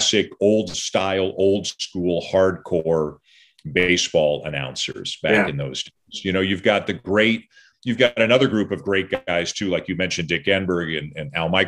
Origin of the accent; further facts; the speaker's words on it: Toronto, Ontario, Canada; moved away; I grew up in Toronto